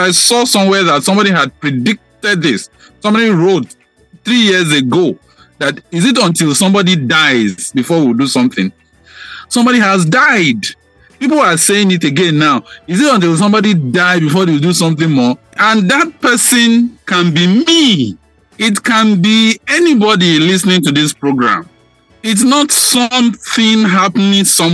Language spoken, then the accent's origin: English; Nigeria; as Nigerian citizens